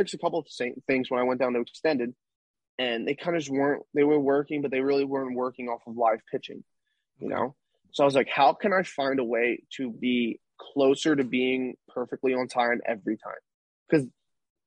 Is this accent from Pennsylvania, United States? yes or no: yes; Philadelphia, Pennsylvania, United States; I'm from Philly